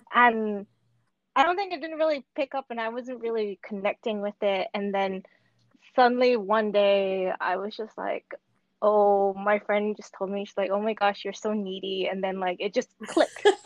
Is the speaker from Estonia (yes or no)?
no; Hong Kong; also born or lived in Switzerland / France / Paris; I'm born and raised in Hong Kong